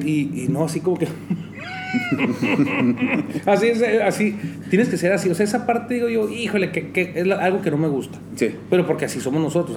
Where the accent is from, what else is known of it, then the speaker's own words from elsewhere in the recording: Chihuahua, Mexico; yo soy chihuahuense